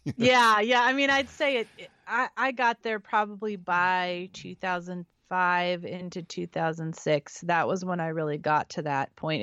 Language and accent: English; San Francisco Bay Area, California, United States; also born or lived in Central Valley, California / Nevada / Santa Barbara, California; I was raised in, in California in the Bay Area, so I'm from San Francisco, lived twenty minutes from San Francisco growing up, and then the Central Valley